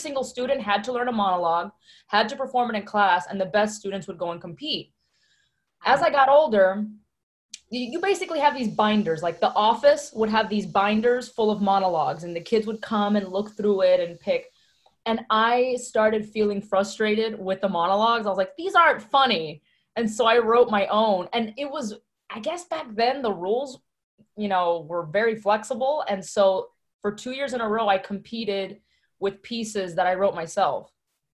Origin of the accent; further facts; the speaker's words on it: Miami, Florida, United States; also born or lived in Hialeah, Florida; I am from Miami, Florida, specifically born in Hialeah, raised in Westchester, not New York, Westchester